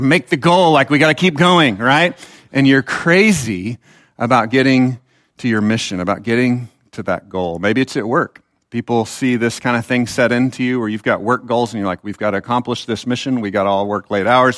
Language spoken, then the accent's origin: English; Texas, United States; I actually am a Texan